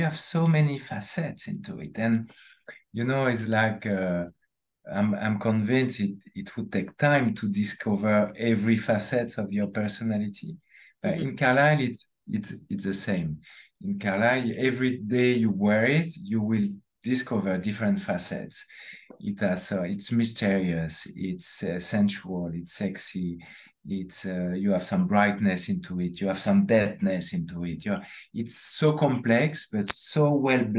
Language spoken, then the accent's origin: English; France; accent: French; English is a second language; That's my French accent.